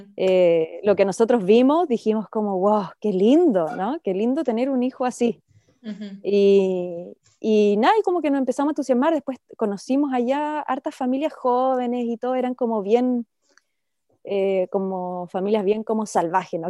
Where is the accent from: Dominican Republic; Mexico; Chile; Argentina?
Chile; moved away as an adult; now in Australia; yo emigré fuera de Chile hace casi nueve años, nos vinimos a Australia a probar suerte